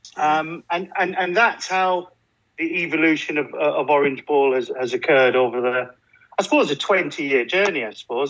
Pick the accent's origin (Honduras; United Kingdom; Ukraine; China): United Kingdom; Burnley, North West England; moved away; I'm from Burnley originally, so it's always winter.